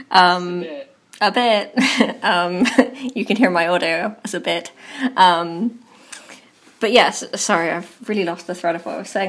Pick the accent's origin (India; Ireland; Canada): Ireland; County Kerry; I once introduced myself to Karen Bradley and told her I was from Kerry